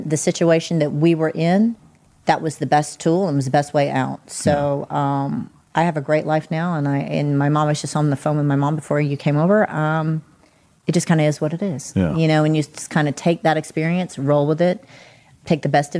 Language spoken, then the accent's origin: English; the South, United States; We're from the South.